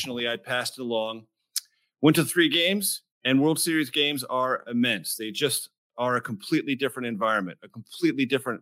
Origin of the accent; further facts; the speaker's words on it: San Diego, California, United States; now in Washington, United States; Claremont's where I grew up. Claremont, Kearney Mesa, my mother might remind me, my sainted mother who died many years ago. But that's my hometown